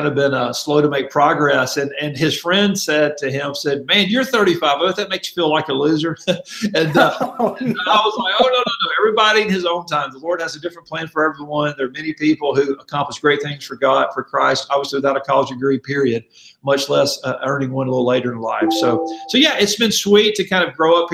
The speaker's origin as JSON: {"language": "English", "town": "Mobile", "region": "Alabama", "country": "United States", "tie": "born or raised there", "also_born_or_lived": "Louisville, Kentucky", "moved": "as an adult", "lives_now": "Kansas City, United States", "said": "I'm from Mobile, Alabama. My wife and I both grew up in Mobile"}